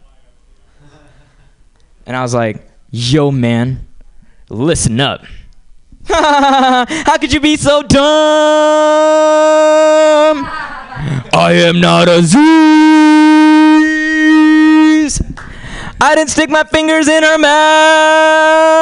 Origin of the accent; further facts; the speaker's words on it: Hyderabad, Telangana, India; now in United States; I grew up in India and moved to this country from a small town called Hyderabad